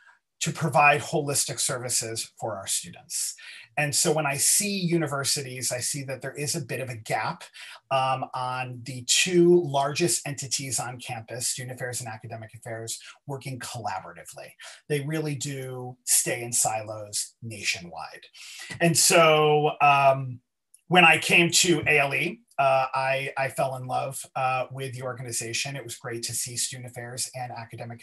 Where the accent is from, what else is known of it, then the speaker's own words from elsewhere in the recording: East Coast, United States; now in Los Angeles, United States; originally born and raised on the East Coast, but now living in Los Angeles on the West Coast